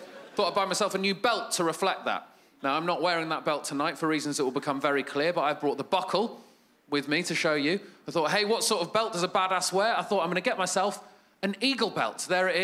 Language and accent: English; United Kingdom; I'm from Great Britain